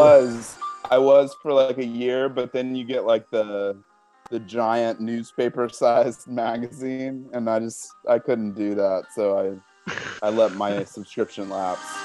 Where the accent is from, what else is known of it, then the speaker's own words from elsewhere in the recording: Oklahoma City, Oklahoma, United States; I grew up in Oklahoma City